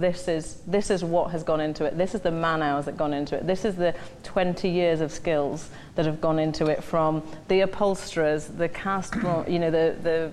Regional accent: Newcastle upon Tyne, North East England, United Kingdom; growing up in Newcastle, I was very fortunate to have a privileged background

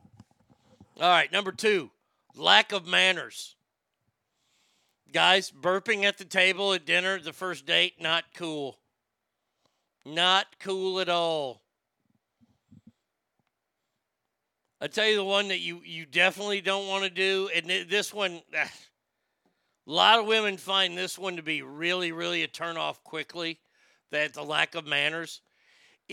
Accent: Garland, Texas, United States; It is your typical small Texas one-street town. It's got a square. Yes, it's my hometown

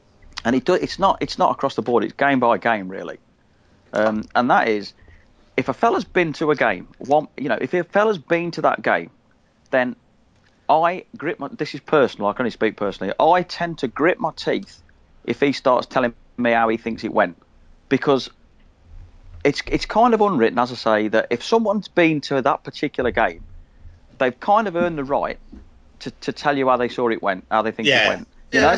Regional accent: Midlands, United Kingdom; it might be different for me because I come from the Midlands. And in the town I live in, which is a small town, there's a lot of mixed support

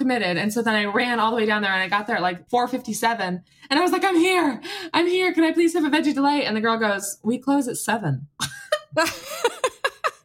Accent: United States; now in Australia; I'm American

